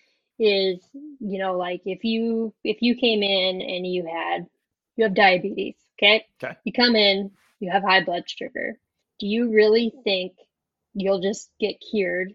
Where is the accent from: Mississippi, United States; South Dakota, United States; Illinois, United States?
South Dakota, United States; accent: Minnesotan; moved away as an adult; also born or lived in Wisconsin; now in Minneapolis, United States; So I grew up in South Dakota, but I live in Minnesota now